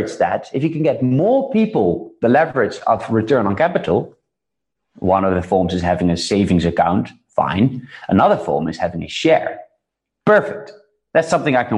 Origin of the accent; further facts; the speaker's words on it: Netherlands; I was born in the Netherlands, born in a good middle class, upper middle